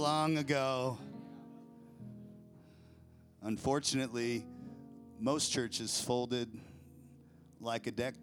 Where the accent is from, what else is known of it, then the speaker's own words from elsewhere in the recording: Federal Way, Washington, United States; also born or lived in Olympia, Washington; now in Idaho, United States; I was born in Federal Way